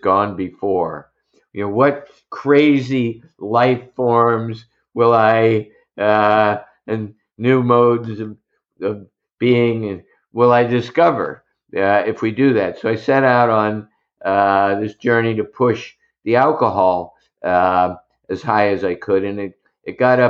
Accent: Southern Ohio, United States; moved away; I grew up in Southern Ohio

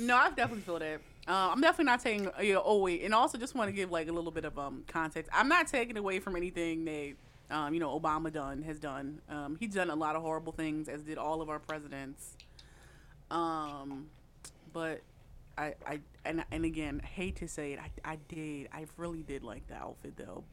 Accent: Philadelphia, Pennsylvania, United States; as a Philadelphian

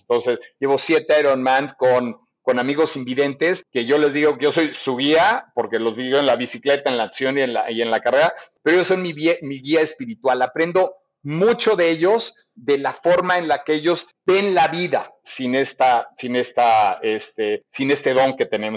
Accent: Mexico; Yo me sentí muy orgulloso como mexicano

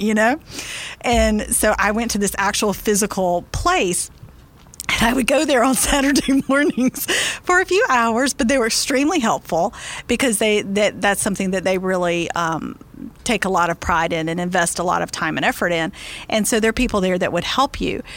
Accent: Tallahassee, Florida, United States; which is actually in my hometown

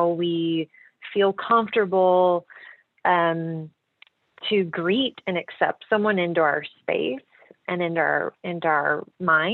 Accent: the South, United States; growing up in the South

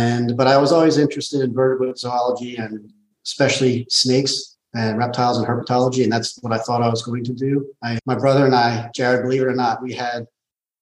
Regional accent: Southern Lancaster County, Pennsylvania, United States; moved away as an adult; also born or lived in the Deep South; now in Philadelphia, United States; We grew up in Southern Lancaster County

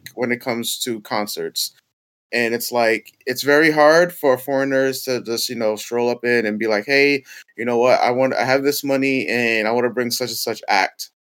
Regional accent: New York City, New York, United States; Bronx, New York. Yep, born and raised

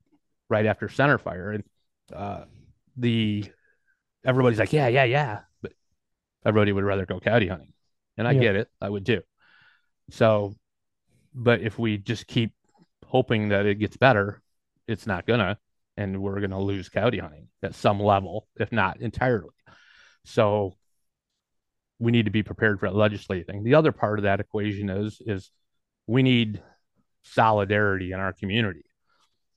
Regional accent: Kalamazoo, Michigan, United States; I'm from Kalamazoo

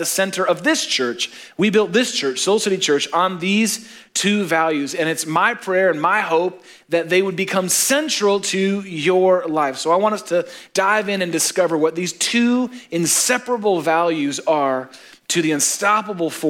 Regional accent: Chicago, Illinois, United States; we're from Chicago

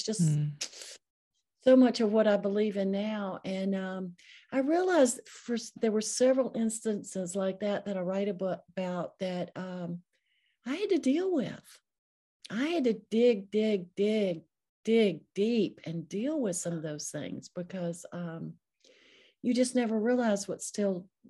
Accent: the South, United States; I was raised in the South. I'm almost 70 years old. So during the Jim Crow era, you know, just a lot of changes.

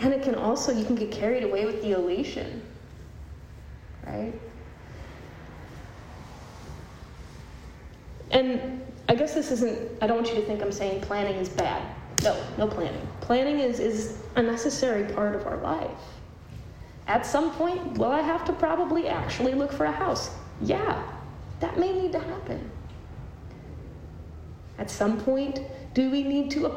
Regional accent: Cleveland, Ohio, United States; moved away; Cleveland, which is my hometown

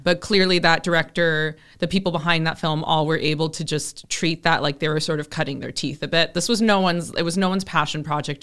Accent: Southern California, United States; growing up in Southern California

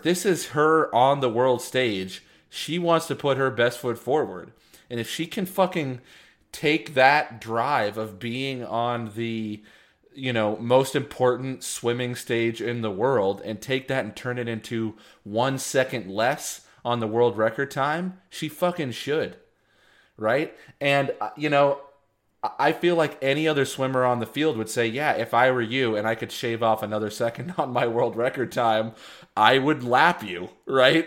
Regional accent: Texas, United States; growing up in Texas in the late nineties, early two thousands

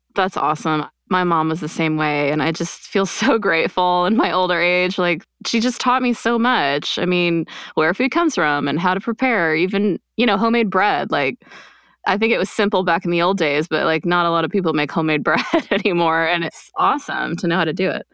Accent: Quebec, Canada; also born or lived in United States; I grew up in Quebec, actually.

